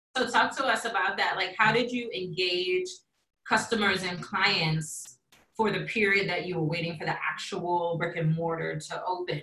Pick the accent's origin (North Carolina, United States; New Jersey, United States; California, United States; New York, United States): New York, United States; New York City; a New Yorker like myself